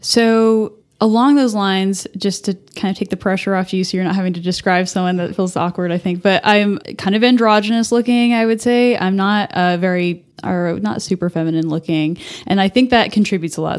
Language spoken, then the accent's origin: English; Albuquerque, New Mexico, United States; moved away as an adult; now in Amarillo, United States; I was actually born and raised in Albuquerque in New Mexico